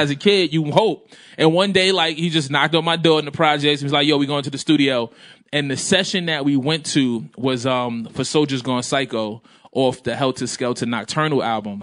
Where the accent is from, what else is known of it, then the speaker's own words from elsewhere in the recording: New York City, New York, United States; I grew up in Brooklyn